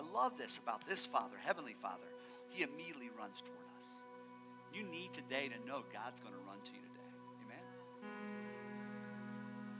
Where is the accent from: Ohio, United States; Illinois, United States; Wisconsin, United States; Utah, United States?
Ohio, United States; moved away; I am from Ohio